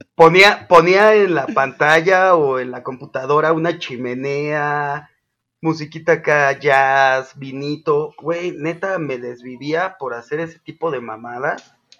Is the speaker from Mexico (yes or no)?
yes; Zapopan, Jalisco, Mexico; soy el, extranjero de Zapopan